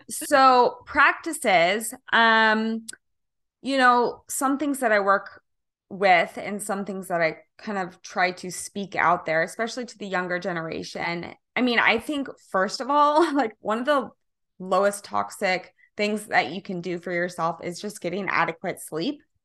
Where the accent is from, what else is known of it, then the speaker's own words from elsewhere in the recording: Kansas, United States; now in California, United States; I'm originally from Kansas